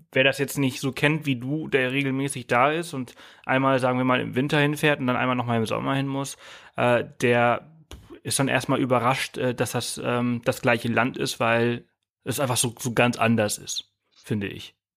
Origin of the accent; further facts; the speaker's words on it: Mallorca, Balearic Islands, Spain; now in Germany; ich komme ja aus Mallorca, ich bin auf Mallorca aufgewachsen